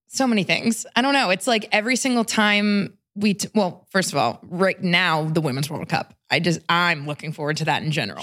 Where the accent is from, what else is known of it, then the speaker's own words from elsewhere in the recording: Pittsburgh, Pennsylvania, United States; moved away as an adult; also born or lived in Washington, D.C.; Pittsburgh, we're from Pittsburgh